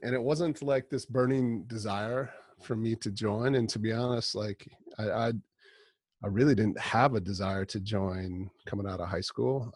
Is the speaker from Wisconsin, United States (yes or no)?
yes; northern Wisconsin, United States; also born or lived in Milwaukee, Wisconsin; now in Rochester, United States; I grew up in Wisconsin